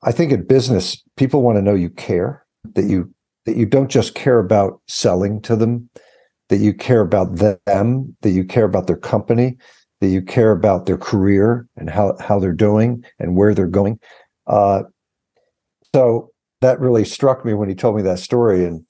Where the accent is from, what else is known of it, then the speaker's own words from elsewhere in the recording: Chappaqua, New York, United States; born there; also born or lived in Washington; I'm from the New York area. I was born in Chappaqua, New York.